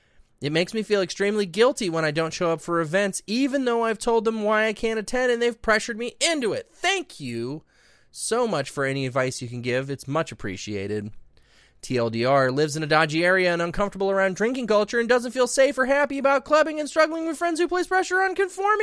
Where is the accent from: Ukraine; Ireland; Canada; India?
Ireland; unfortunately for me, I'm Irish, so there's a huge culture and expectation around drinking.